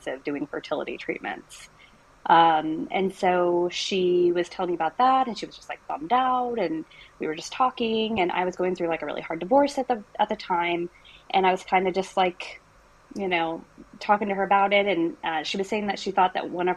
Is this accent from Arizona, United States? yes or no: yes; Arizona, United States; I'm from Arizona